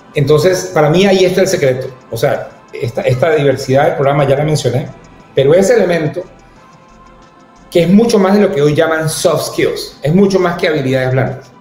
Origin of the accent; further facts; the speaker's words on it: Ecuador; yo como ecuatoriano